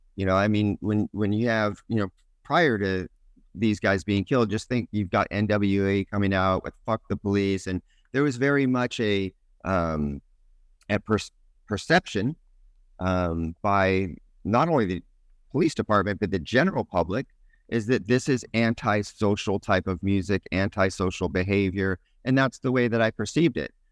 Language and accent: English; California, United States; I grew up in California, um, Northern California initially, and then moved to Southern California